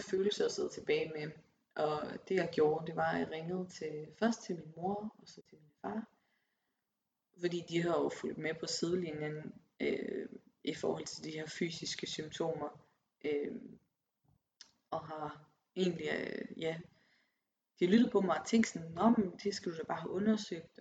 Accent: Aarhus, Central Denmark Region, Denmark; moved away as an adult; also born or lived in Copenhagen; En kæmpe by i forhold til Aarhus, hvor jeg kommer fra.

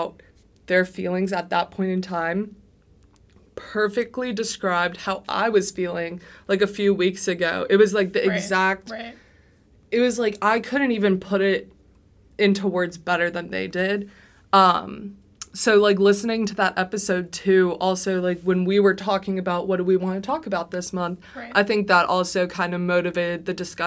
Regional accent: Florida, United States; moved away as an adult; now in Chapel Hill, United States; I'm from Florida

